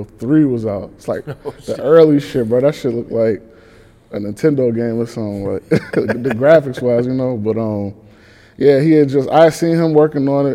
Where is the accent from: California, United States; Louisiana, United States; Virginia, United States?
Virginia, United States; Charlottesville; moved away as an adult; producer from Virginia, Charlottesville